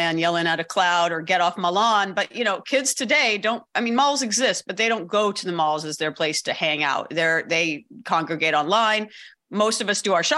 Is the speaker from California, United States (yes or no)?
yes; Los Angeles, California, United States; I'm from the Valley, and I don't think I even realized I was from the Valley